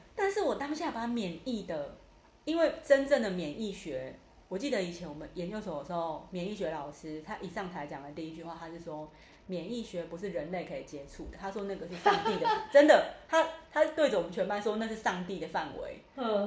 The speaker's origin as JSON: {"language": "Chinese", "country": "Taiwan", "tie": "born or raised there", "also_born_or_lived": "central Taiwan"}